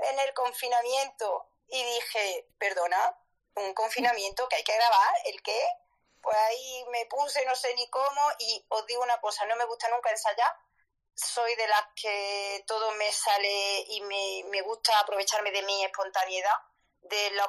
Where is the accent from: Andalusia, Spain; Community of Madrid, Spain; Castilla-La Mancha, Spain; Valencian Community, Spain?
Andalusia, Spain; Córdoba; now in Jaén, Spain; soy cordobesa, igual que Rottenmeier